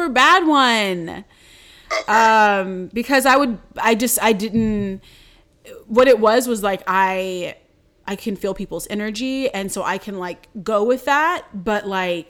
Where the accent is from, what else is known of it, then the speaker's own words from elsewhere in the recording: Durham, North Carolina, United States; I was born in Durham, North Carolina at like 6:12 p.m.